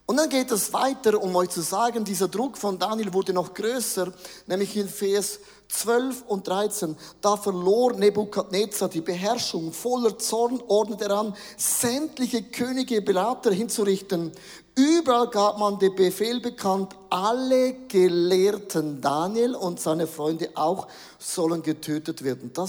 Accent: Switzerland; Nein, wir sind ja Schweizer, wir sind grundsätzlich mal neutral.

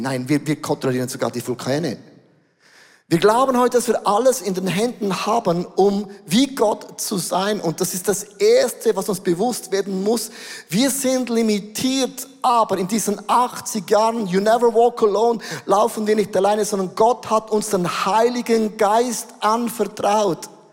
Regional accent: Switzerland; Wir sind Schweizer

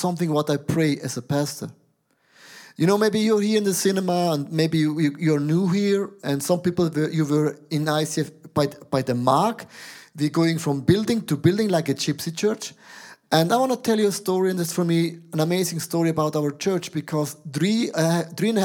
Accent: Switzerland; I'm a Swiss guy

